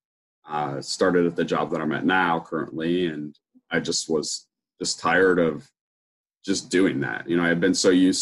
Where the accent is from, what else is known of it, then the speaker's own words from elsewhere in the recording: Ohio, United States; I'm from Ohio in the United States